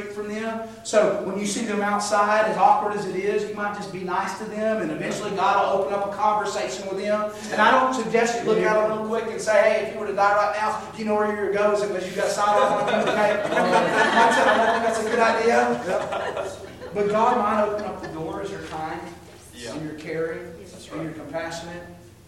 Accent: United States; I'm as American as you can get. I'm a flag-waving American

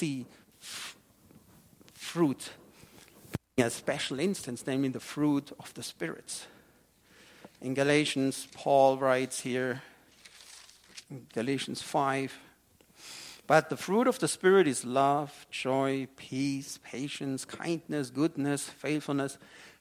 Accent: Germany; moved away; I have been growing up in a wine-growing region in Germany

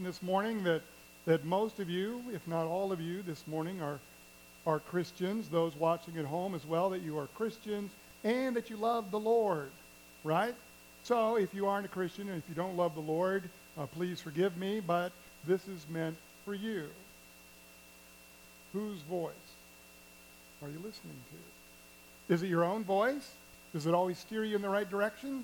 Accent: Kansas City, Missouri, United States; Kansas City Royals, my hometown team

